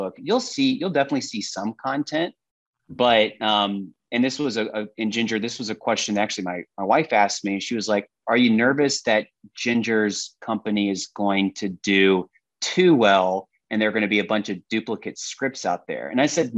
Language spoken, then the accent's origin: English; Austin, Texas, United States; I'm from Austin, Texas